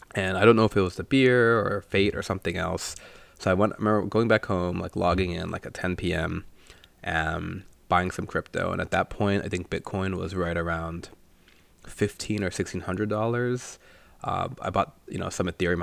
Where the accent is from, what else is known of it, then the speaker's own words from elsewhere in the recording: India; moved away; since he's Sri Lankan and I'm Indian